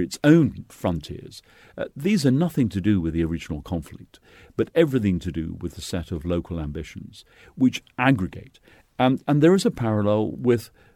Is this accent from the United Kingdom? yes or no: yes; Edinburgh, Scotland, United Kingdom; in Edinburgh, where I was brought up